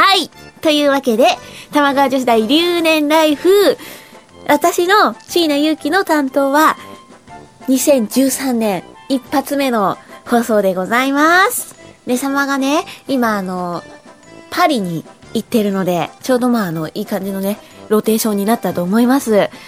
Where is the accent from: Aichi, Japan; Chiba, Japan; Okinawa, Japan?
Chiba, Japan; moved away; 私は地元千葉県なので